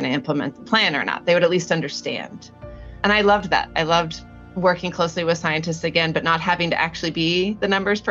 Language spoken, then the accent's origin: English; Northern California, United States; now in Southern California, United States; I grew up in Northern California